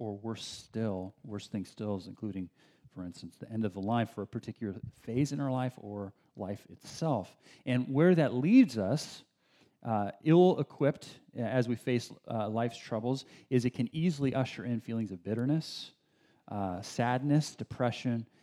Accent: Bay Area, California, United States; also born or lived in San Diego, California; This is before we moved up to the Bay Area. I was born in San Diego, and my first few years of life in San Diego

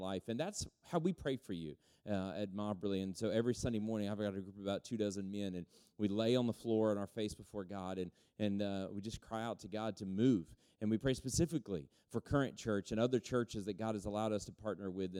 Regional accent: Texas, United States; we're from Texas, my son and I, my oldest son, and we've got three boys

